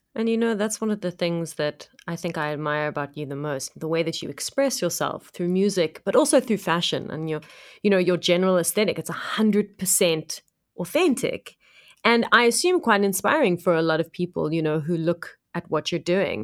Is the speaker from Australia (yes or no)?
no; Cape Town, Western Cape, South Africa; I'm from Cape Town